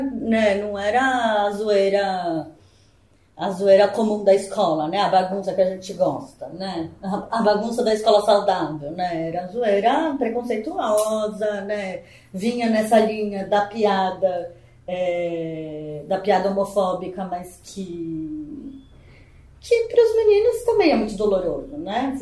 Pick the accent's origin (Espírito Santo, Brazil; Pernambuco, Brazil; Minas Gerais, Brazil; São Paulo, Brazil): São Paulo, Brazil; sou natural de São Paulo